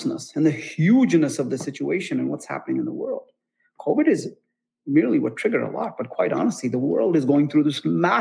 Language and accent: English; United States; As an American